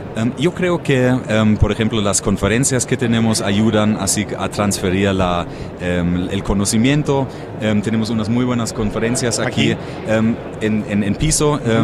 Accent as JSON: {"language": "Spanish", "area": "near Frankfurt", "region": "Hesse", "country": "Germany", "tie": "born or raised there", "second_language": "Spanish", "moved": "yes", "lives_now": "Mexico", "said": "cerca de Frankfurt, nacido"}